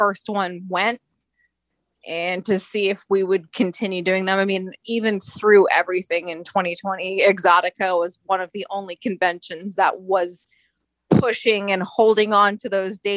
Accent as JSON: {"language": "English", "region": "Florida", "country": "United States", "tie": "born or raised there", "said": "I was born in Florida"}